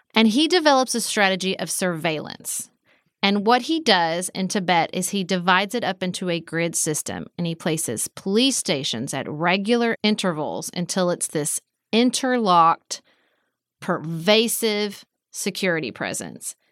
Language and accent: English; United States; as an American